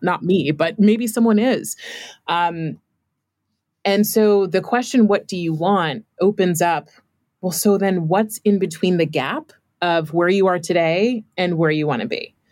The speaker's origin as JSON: {"language": "English", "region": "California", "country": "United States", "tie": "born or raised there", "said": "I grew up in California"}